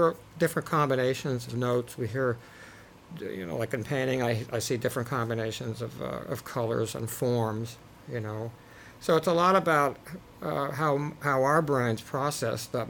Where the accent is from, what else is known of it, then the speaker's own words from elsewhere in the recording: Montgomery County, Maryland, United States; also born or lived in Washington, D.C.; There were some excellent guitar players and fabulous players in my hometown who were in my age group. …. … was always winning Battle of the Bands, and he was like the hottest guitar player in our little county, Montgomery